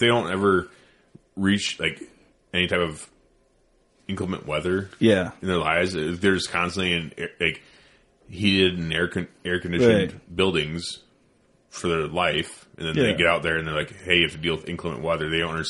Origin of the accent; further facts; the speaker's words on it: Iowa, United States; I'm from Iowa.